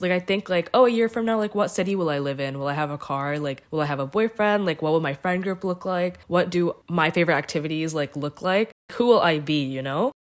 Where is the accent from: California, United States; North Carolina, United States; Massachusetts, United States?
North Carolina, United States; Morrisville; also born or lived in Cary, North Carolina; I grew up in Morrisville